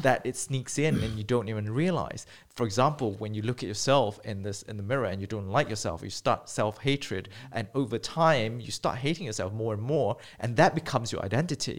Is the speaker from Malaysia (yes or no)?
yes; Malaysia; moved away as an adult; also born or lived in United Kingdom; growing up in Malaysia, I was born and bred